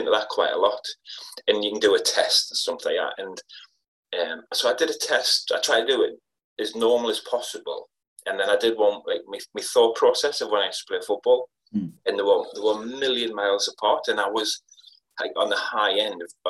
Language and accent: English; Wallsend, North East England, United Kingdom; also born or lived in Ashington; I didn't move to Wallsend until I was 5. So I used to live, I was born in Ashington. I lived out in Northumberland and then came into Wallsend when I was 5.